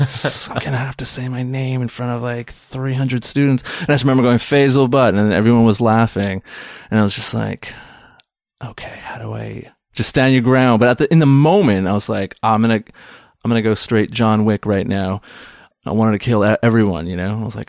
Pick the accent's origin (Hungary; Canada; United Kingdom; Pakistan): Pakistan; We're Pakistani.